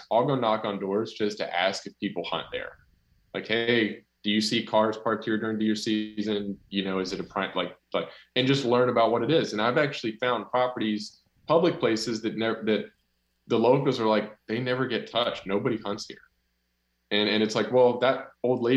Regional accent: North Carolina, United States; I'm from North Carolina

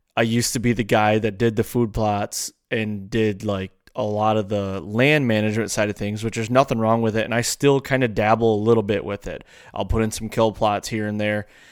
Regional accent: Michigan, United States; I grew up in Michigan.

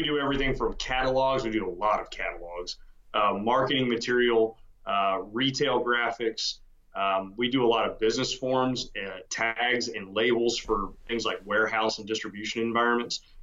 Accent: Texas, United States; also born or lived in Georgia; I was born in Georgia, which I never forgave my parents for, and got to Texas at 7 years old and haven't left and don't intend

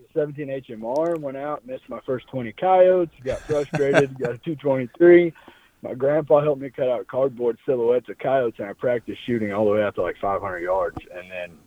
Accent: Nevada, Missouri, United States; I grew up in Nevada, Missouri, which is where I was born and raised, which is just south of Harrisonville

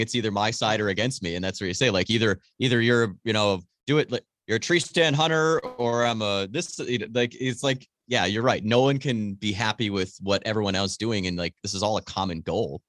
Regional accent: Wisconsin, United States; family always had property in Marinette County, which is the far northern, like, northeastern part of the state

